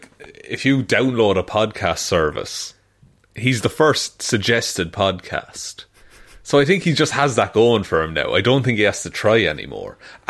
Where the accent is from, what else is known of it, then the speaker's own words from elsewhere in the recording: Ireland; my hometown, our Gaelic football team